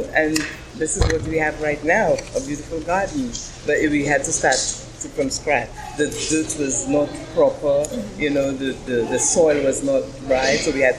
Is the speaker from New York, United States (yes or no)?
yes; The Bronx, New York, United States; now in Brooklyn, United States; When I came into Brooklyn from the Bronx, I got married